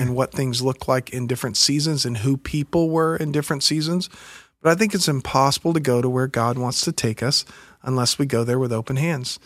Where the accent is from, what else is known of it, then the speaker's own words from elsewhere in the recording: Pensacola, Florida, United States; moved away; also born or lived in Alabama / New York / San Diego, California; I grew up in the Pensacola area